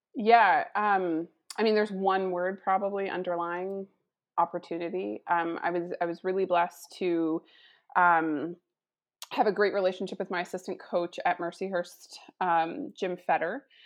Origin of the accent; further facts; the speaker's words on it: Saskatchewan, Canada; moved away; also born or lived in Erie, Pennsylvania / Detroit; cultured woman growing up in Saskatchewan